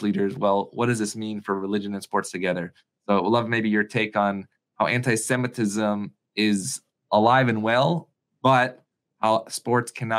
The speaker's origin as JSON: {"language": "English", "town": "Syracuse", "region": "New York", "country": "United States", "tie": "born or raised there", "moved": "yes", "said": "growing up in Syracuse"}